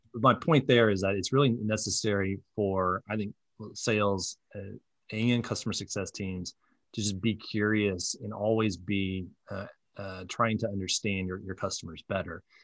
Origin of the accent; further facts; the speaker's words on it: Muncie, Indiana, United States; now in Indianapolis, United States; I grew up from in Muncie